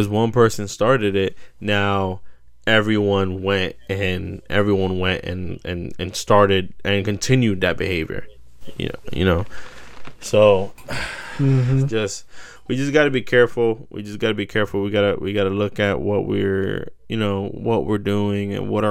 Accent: United States; as an American

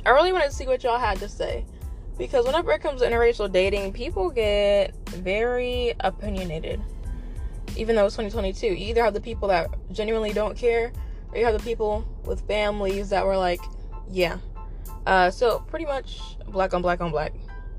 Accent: West Virginia, United States; me growing up in the West Virginia public school system

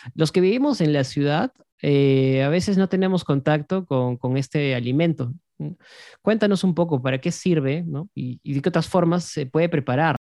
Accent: Cusco, Peru; yo que vengo de Cusco

